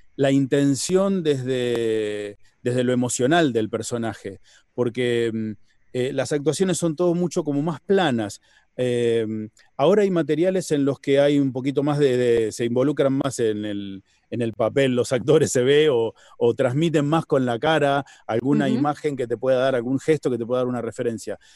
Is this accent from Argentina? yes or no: yes; Argentina; los, argentinos somos, somos italianos que hablan en español.